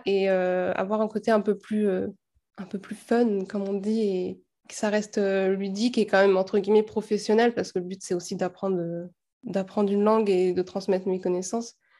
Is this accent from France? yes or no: yes; France; nous, en tant que Français